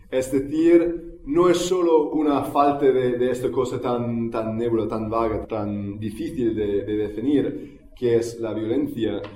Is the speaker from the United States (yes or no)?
yes; United States; now in Barcelona, Spain; en los Estados Unidos, ah, que es de donde soy yo